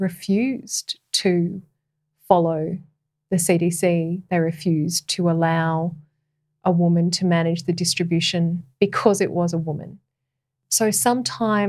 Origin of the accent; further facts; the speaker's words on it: Australia; as an Australian woman